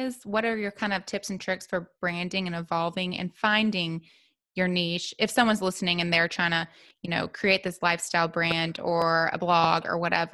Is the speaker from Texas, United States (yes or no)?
no; Memphis, Tennessee, United States; I'm from Memphis too